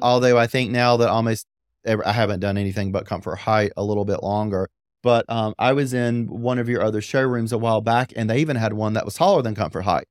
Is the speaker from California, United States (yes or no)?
no; Apex, North Carolina, United States; I grew up in Apex